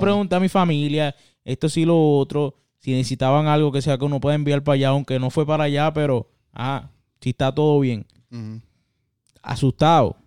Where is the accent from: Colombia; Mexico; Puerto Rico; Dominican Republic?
Puerto Rico; moved away as an adult; now in United States; yo, como boricua que soy, que ya hace ya más de 10 años que vivo por acá